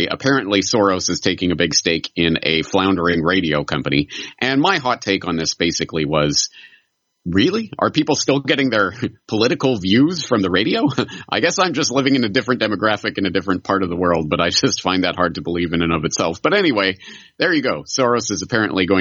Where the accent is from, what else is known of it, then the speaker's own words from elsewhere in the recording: Canada; now in Japan; I'm a Canadian in Japan